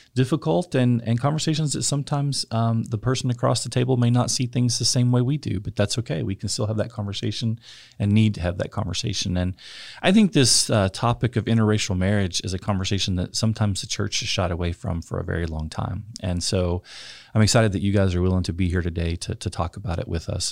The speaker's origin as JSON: {"language": "English", "region": "West Texas", "country": "United States", "tie": "born or raised there", "said": "I grew up in West Texas, uh, conservative, rural West Texas"}